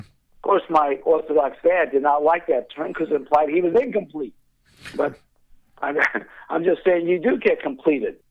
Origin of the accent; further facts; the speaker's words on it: Indianapolis, Indiana, United States; I grew up in Indianapolis